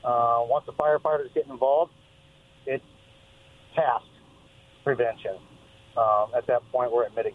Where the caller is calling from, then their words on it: Kennewick, Washington, United States; Hey, guys … from Kennewick.